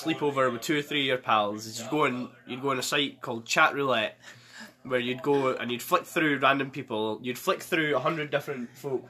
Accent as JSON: {"language": "English", "area": "Perthshire", "region": "Scotland", "country": "United Kingdom", "tie": "born or raised there", "also_born_or_lived": "Fife", "said": "Born in Fife, we moved up there just outside Perthshire."}